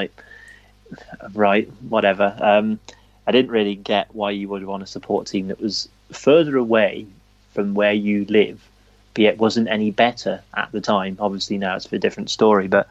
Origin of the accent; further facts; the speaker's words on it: North Wiltshire, South West England, United Kingdom; I grew up in Cowan, so that would be North Wiltshire